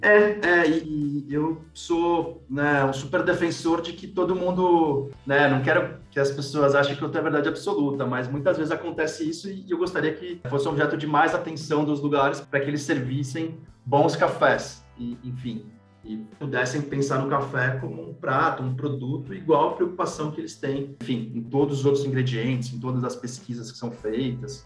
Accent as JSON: {"language": "Portuguese", "region": "São Paulo", "country": "Brazil", "tie": "born or raised there", "said": "eu nasci em São Paulo, vivi a minha vida quase que inteira por aqui. Adoro essa cidade"}